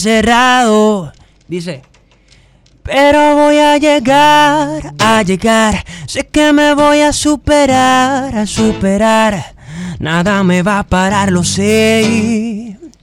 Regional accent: Los Alcarrizos, Distrito Nacional, Dominican Republic; also born or lived in Canada; Soy dominicano. De los alcarrizos

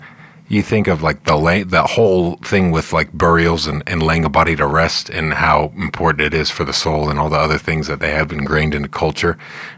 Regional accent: California, United States; my home state, yeah. California

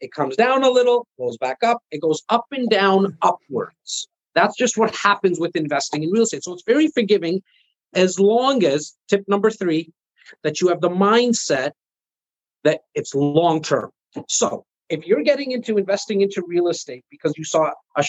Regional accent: Canada; I am Canadian

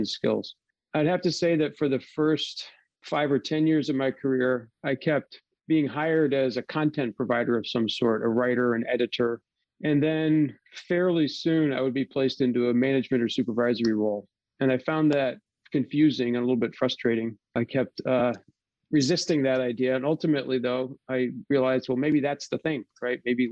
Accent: Dalton, Massachusetts, United States; moved away as an adult; also born or lived in Seattle, Washington; My parents are still here, still living in Dalton, just a stone's throw from the house I grew up

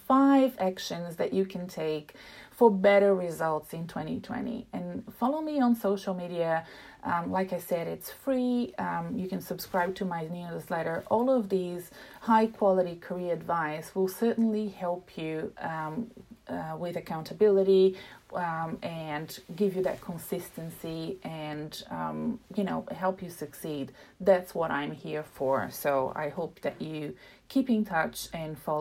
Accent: Brazil; now in Melbourne, Australia; I come from Brazil

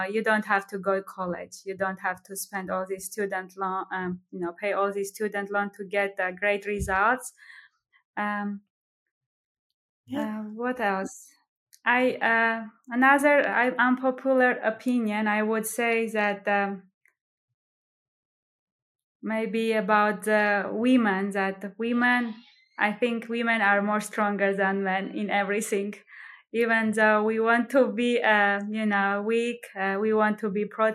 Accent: Armenia; moved away as an adult; now in Greenville, United States; I'm from Armenia

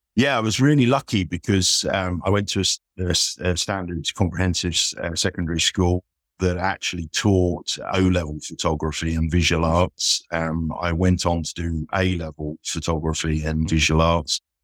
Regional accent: Isle of Wight, South East England, United Kingdom; moved away as an adult; also born or lived in London; now in Leeds, United Kingdom; I grew up on the Isle of Wight

